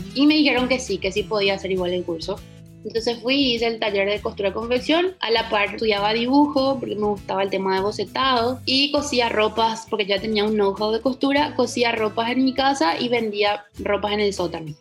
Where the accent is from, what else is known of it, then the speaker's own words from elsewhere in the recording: Paraguay; moved away as an adult; also born or lived in Ciudad del Este / Buenos Aires; me fui a estudiar a Buenos Aires porque en Paraguay no existía ni siquiera la carrera de indumentaria en aquel momento